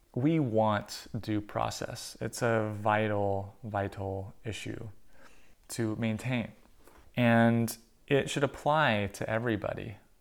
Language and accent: English; United States; as an American